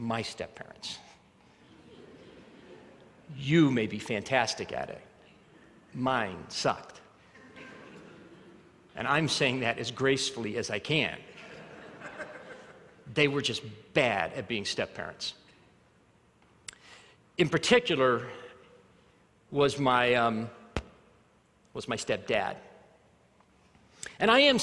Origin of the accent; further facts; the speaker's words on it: Arvada, Colorado, United States; also born or lived in Alabama; we moved from Alabama to Colorado, we lived in Arvada, we had a very middle class life